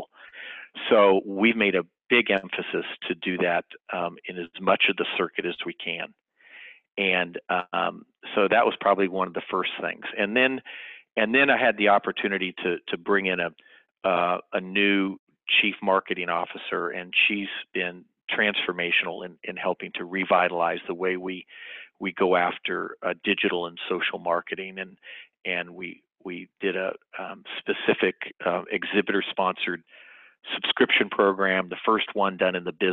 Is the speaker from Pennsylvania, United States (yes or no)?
no; Sacramento, California, United States; moved away as an adult; also born or lived in Los Angeles, California; now in Dallas, United States; I was born and raised in Sacramento, California